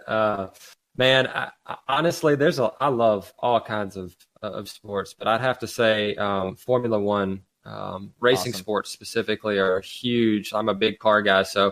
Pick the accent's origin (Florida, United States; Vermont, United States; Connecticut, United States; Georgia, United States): Georgia, United States; Atlanta; We grew up in Atlanta